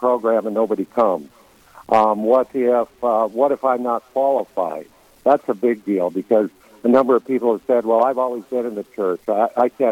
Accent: Leeds, South Dakota, United States; moved away as an adult; I grew up in Leeds and graduated high school there a long, long time ago

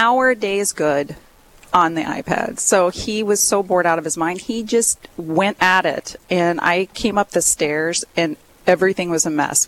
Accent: Kansas, United States; moved away as an adult; now in Duluth, United States; I am originally from Kansas, and I moved up here about 16 years ago

